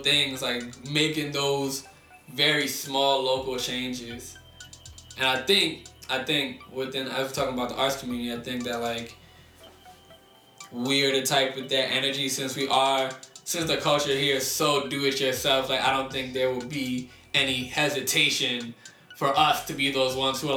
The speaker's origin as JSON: {"language": "English", "town": "Silver Spring", "region": "Maryland", "country": "United States", "moved": "yes", "said": "I'm from Maryland originally, so this is, all this shit is taking place in Silver Spring, Maryland"}